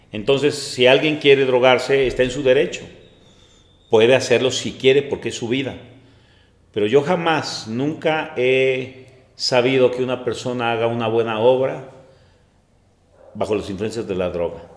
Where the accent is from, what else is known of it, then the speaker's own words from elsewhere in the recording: Mexico City, Mexico; now in Celaya, Mexico; soy originario de la Ciudad de México